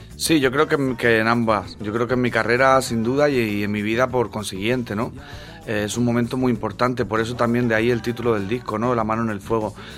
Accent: Region of Murcia, Spain; moved away as an adult; now in Madrid, Spain; yo vengo de la huerta del Segura de la huerta del Segura y a la ribera del río. Y ahí es donde nací, donde nacieron mis padres, donde nacieron mis abuelos

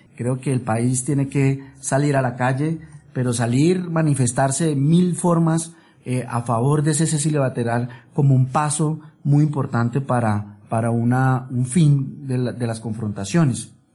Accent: Colombia; como colombianos

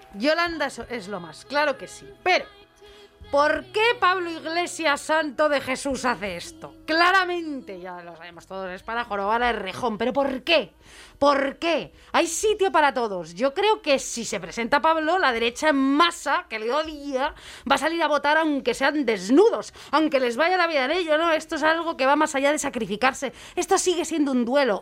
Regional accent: Madrid, Community of Madrid, Spain; yo soy de Madrid

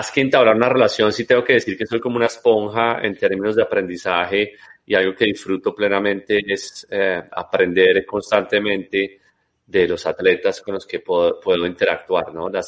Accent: Colombia; moved away as an adult; yo también pues eh, salí de Colombia hace muchos, muchos años

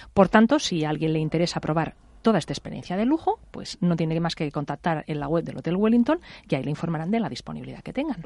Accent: Pollença, Balearic Islands, Spain; now in Madrid, Spain; en mi pueblo, en Pollensa

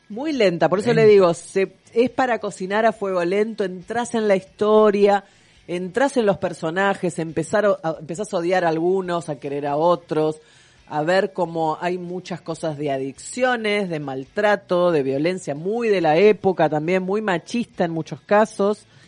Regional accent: Argentina; lo vamos a decir en español, porque somos argentinos

